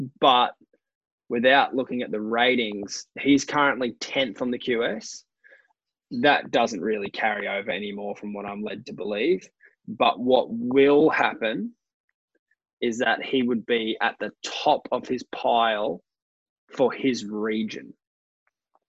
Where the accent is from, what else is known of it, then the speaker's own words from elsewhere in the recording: Australia; I'm an Aussie